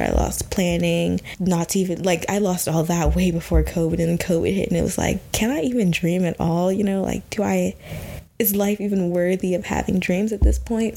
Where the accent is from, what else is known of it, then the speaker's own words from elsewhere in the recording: Texas, United States; moved away as an adult; also born or lived in Washington, D.C.; I'm originally from the South. I'm from Texas